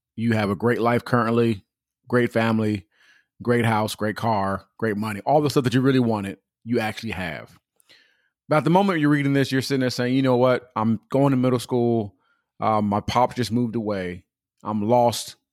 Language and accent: English; Pomona, California, United States; also born or lived in Upland, California / Ontario, California; we moved from Pomona to a whole nother city